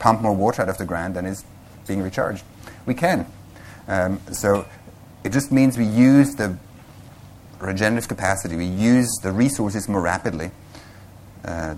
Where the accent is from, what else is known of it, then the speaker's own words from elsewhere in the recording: Switzerland; moved away as an adult; also born or lived in Vancouver, British Columbia; I come originally from Switzerland